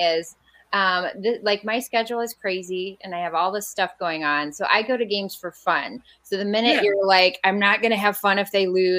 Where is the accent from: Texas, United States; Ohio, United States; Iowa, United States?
Ohio, United States; Defiance; now in South Bend, United States; I'm from Defiance, Ohio originally.